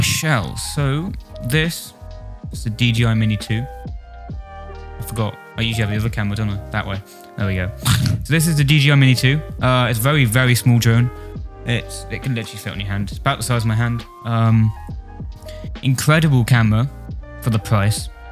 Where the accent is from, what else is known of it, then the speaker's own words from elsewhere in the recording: Wales, United Kingdom; I'm a guitarist from Wales, sort